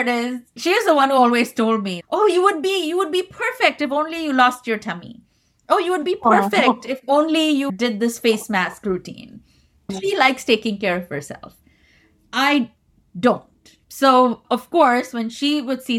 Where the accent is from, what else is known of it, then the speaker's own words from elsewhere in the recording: India; moved away; growing up in India